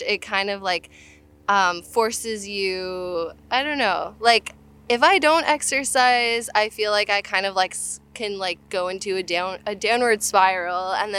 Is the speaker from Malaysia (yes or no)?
no; Canada; now in United States; So, I'd say like 7 years ago, I immigrated from Canada to the United States